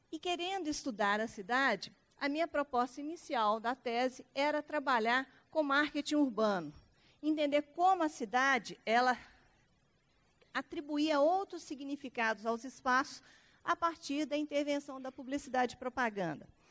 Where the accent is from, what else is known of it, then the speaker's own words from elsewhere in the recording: Belo Horizonte, Minas Gerais, Brazil; nós somos mineiros